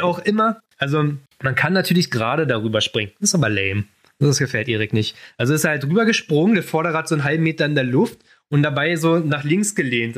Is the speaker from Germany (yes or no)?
yes; Berlin, Germany; ich komme aus Berlin